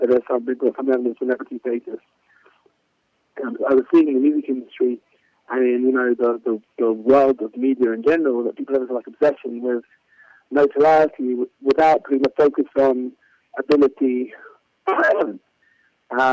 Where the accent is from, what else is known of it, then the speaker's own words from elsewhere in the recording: London, United Kingdom; moved away as an adult; now in Jerusalem, Israel; in London, my hometown